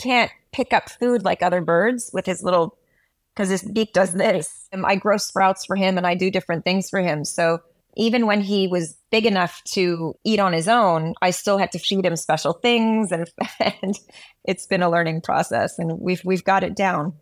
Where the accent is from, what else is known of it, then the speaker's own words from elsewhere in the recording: Montreal, Quebec, Canada; I'm from Montreal, Canada. I'm half Guyanese. South American